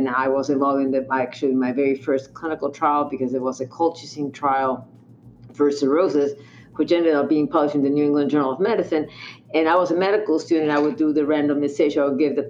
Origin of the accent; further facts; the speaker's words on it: Mexico; moved away as an adult; I'm from Mexico. Also, all my studies, including medical school, internship, and residency, were all in Mexico.